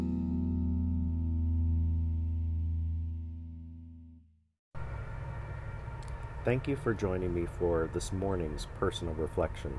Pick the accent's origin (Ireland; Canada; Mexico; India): Canada; as a Canadian